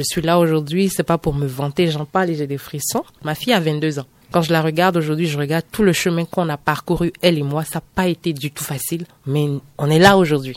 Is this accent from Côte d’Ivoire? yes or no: yes; San Pédro, Bas-Sassandra, Côte d’Ivoire; accent: Ivorian; moved away as an adult; now in Benin; Moi, je suis née en Côte d'Ivoire. ok Précisément à San Pedro, c'est une ville euh, côtière